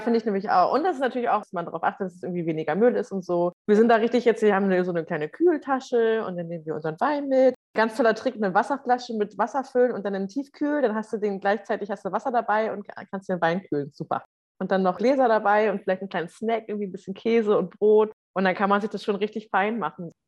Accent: Schleswig-Holstein, Germany; moved away; ich komme ja ursprünglich aus Schleswig-Holstein

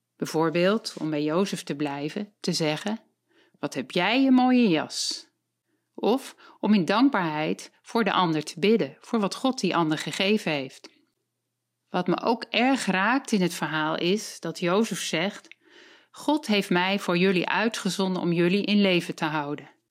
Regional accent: Voorhout, South Holland, Netherlands; ik ben 62 jaar en ik kom uit Voorhout.

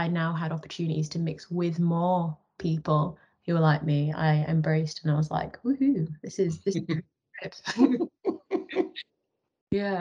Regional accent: Yorkshire and the Humber, United Kingdom; I grew up in West Yorkshire

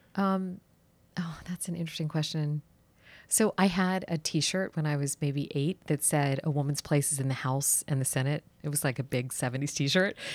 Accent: Washington, District of Columbia, United States; I actually grew up here in D C

